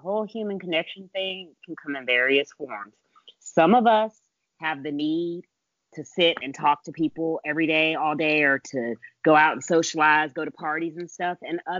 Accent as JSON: {"language": "English", "country": "Germany", "tie": "born there", "said": "And I was born in Germany."}